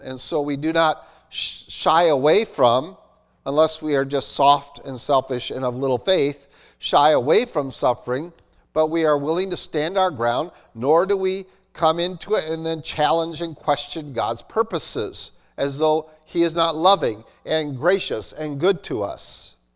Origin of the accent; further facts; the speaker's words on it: United States; In America, so I'm American. I'm Dutch born, Amer, uh, Dutch male American